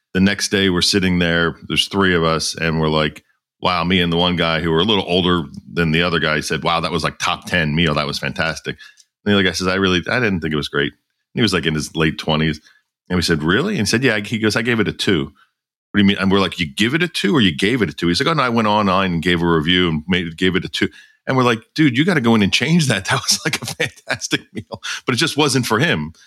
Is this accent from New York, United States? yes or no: no; Philadelphia, Pennsylvania, United States; I was from Philadelphia